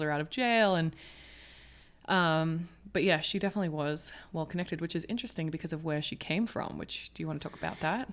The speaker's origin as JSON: {"language": "English", "country": "Hong Kong", "tie": "born or raised there", "moved": "yes", "lives_now": "Los Angeles, United States", "said": "growing up in Hong Kong"}